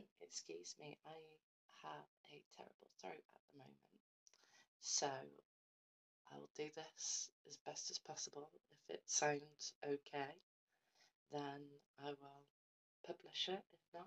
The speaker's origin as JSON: {"language": "English", "town": "Shrewsbury", "region": "West Midlands", "country": "United Kingdom", "tie": "born there", "said": "So, I was born in Shrewsbury around mid-December 1995."}